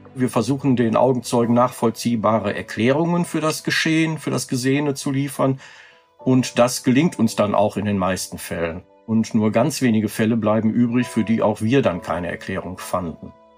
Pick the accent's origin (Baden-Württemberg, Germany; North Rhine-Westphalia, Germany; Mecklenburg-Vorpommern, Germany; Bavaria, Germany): North Rhine-Westphalia, Germany; Lüdenscheid; gründete ich dann äh, einen Jugendclub hier bei uns in Lüdenscheid